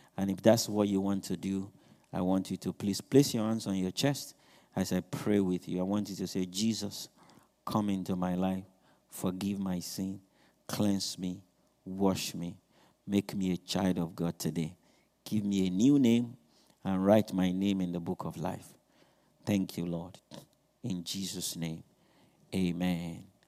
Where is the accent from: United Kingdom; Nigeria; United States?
Nigeria; moved away; I'm not trying to run away from being Nigerian. I'm not trying to change my accents